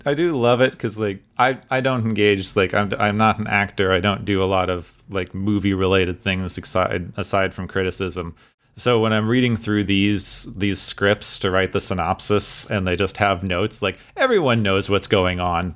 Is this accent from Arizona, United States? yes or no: yes; Arizona, United States; where I grew up in Arizona